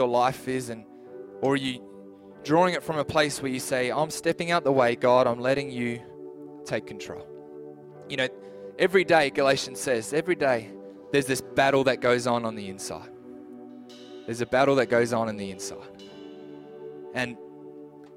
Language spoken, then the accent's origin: English; New Zealand; also born or lived in Adelaide, Australia; now in Clare Valley, Australia; I'm a New Zealand citizen. I'm from New Zealand